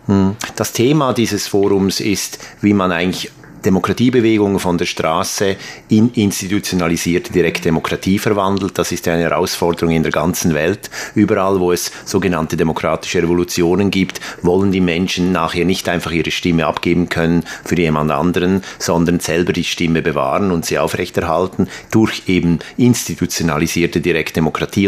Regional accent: Aarau, Aargau, Switzerland; in Aarau in der Schweiz, zufälligerweise mein Geburtsort

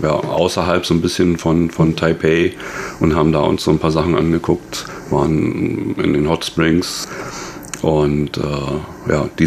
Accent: Germany; now in Taiwan; ich denke mal, wir oder ich als, als, als Deutscher fühle die, die Kälte eh nicht so sehr wie, die, wie der Taiwaner an sich.

